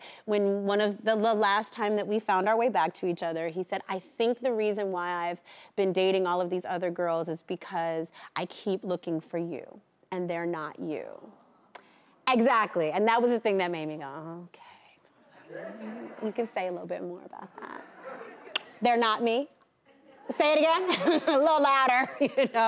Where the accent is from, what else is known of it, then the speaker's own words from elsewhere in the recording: New York City, New York, United States; I grew up backstage on Broadway.